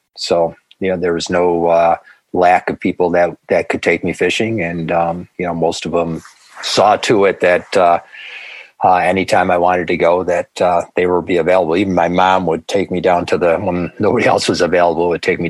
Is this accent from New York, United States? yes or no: yes; Grand Island, New York, United States; Lived there all my life. So I started on Alt Boulevard.